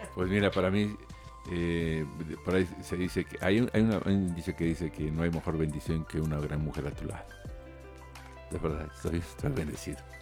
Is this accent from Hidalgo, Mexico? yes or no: yes; Tulancingo, Hidalgo, Mexico; Todos venimos de Tulancingo